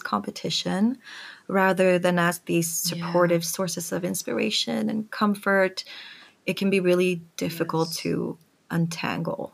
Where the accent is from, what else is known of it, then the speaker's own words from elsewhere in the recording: Sweden; I grew up in Sweden, and so everyone was Swedish